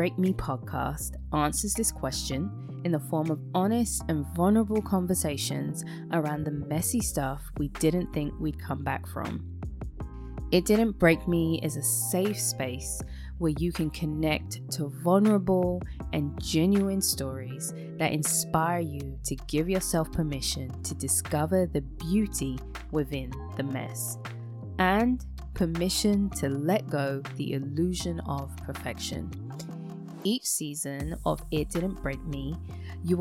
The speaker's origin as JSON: {"language": "English", "region": "London", "country": "United Kingdom", "tie": "born or raised there", "moved": "as an adult", "lives_now": "United States", "said": "I was born and raised in London to Caribbean parents and have been living in America for over 15 years"}